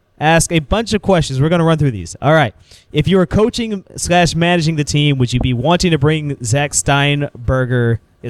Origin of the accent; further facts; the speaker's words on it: Peoria, Illinois, United States; I grew up in Peoria. Now, Peoria is in the middle of Illinois, and it's literally like the purplest part of the entire United States.